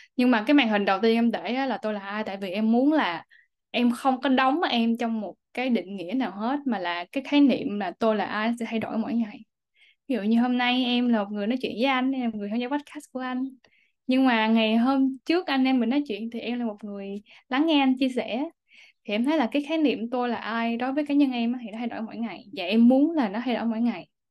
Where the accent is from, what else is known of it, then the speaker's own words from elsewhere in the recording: Vietnam; also born or lived in Singapore; now in United States; em cứ đi đâu em cũng nói là em đến từ Việt Nam